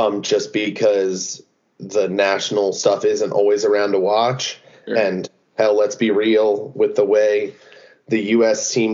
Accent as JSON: {"language": "English", "area": "Harford County", "region": "Maryland", "country": "United States", "said": "I'm from Harford County, Maryland"}